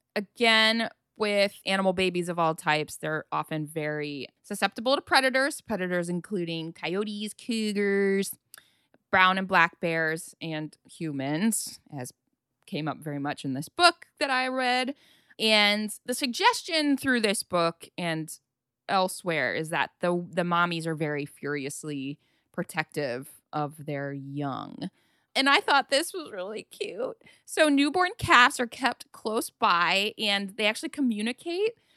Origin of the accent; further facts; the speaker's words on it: Ohio, United States; growing up in Ohio